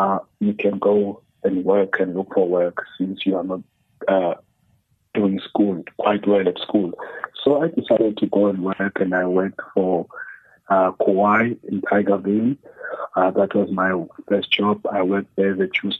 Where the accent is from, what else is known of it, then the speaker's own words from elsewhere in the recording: Cape Town, Western Cape, South Africa; I grew up in Khayelitsha, with my mother